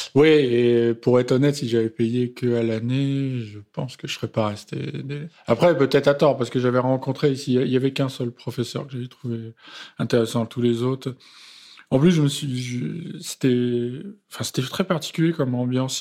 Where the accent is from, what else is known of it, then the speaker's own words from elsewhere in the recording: Romainville, Île-de-France, France; je viens du 93. Je suis romain-villois